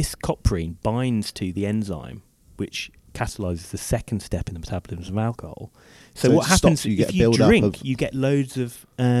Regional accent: Wolverhampton, West Midlands, United Kingdom; where I lived growing up in Wolverhampton.

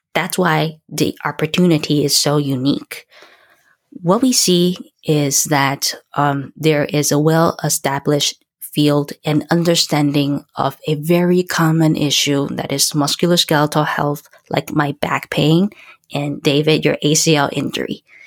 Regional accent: Taiwan; moved away as an adult; I was born and raised in Taiwan

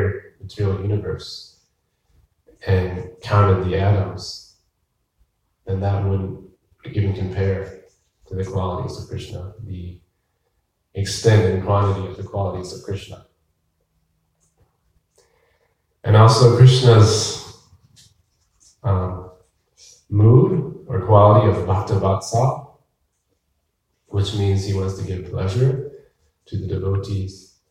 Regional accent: Berea, Ohio, United States; now in Tucson, United States; I grew up in Ohio, and at night, there was lots of lightning bugs

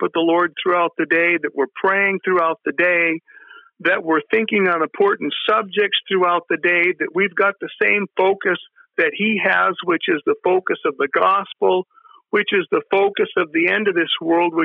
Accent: United States; We're spoiled in America. You know, we grew up here in America

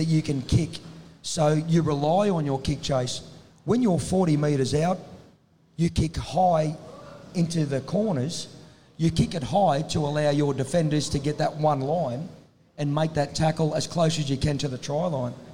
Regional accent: Tamworth, New South Wales, Australia; I come from Tamworth

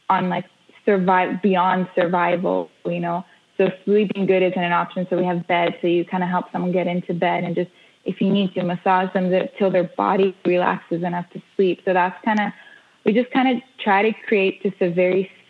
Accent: Israel; We moved here, and we grew up here in Israel. Israel being the base of my family's work.

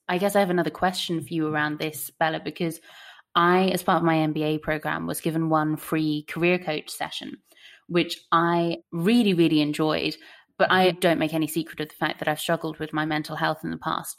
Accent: Ennis, County Clare, Ireland; growing up in Ennis, County Clare, with a population of 35,000 people

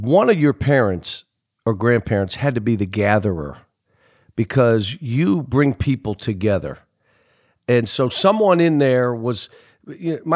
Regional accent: Pittsburgh, Pennsylvania, United States; we're both from Pittsburgh

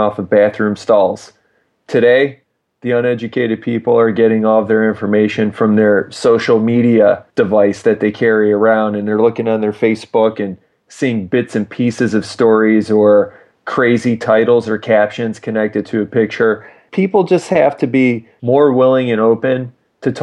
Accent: United States

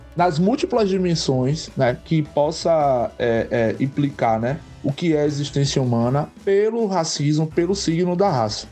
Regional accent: Santo Antônio de Jesus, Bahia, Brazil; also born or lived in Camaçari, Bahia; é nessa cidade, né, Santo Antônio de Jesus, que eu sempre vivi a minha vida e vivo até hoje

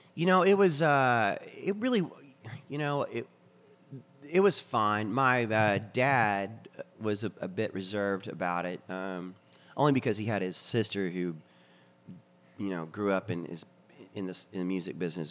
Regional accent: Texas, United States; accent: Texan; we're from Texas

